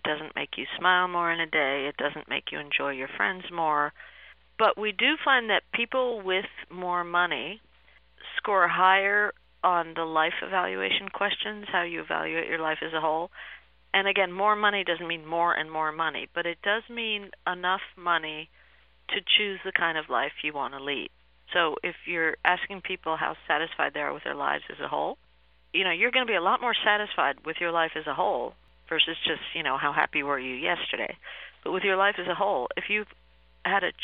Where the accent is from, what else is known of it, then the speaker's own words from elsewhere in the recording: Peru; I was born in Peru